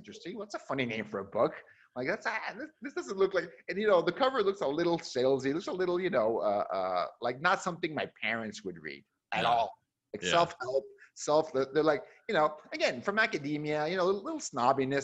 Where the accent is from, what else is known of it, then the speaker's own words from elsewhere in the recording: Mexico; moved away as an adult; also born or lived in Seattle, Washington, United States; growing up in Mexico